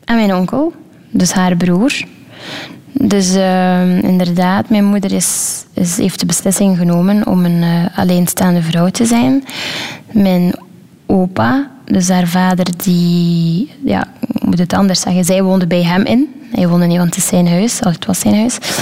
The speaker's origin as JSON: {"language": "Dutch", "town": "Wevelgem", "region": "Flanders", "country": "Belgium", "tie": "born or raised there", "also_born_or_lived": "Brazil", "said": "zo ben ik uiteindelijk in België beland"}